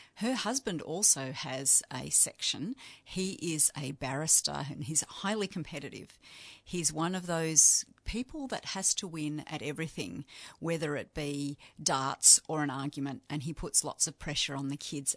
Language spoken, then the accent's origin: English; Yarra Valley, Victoria, Australia; now in Canberra, Australia; I'm from the Yarra Valley, but I live in Canberra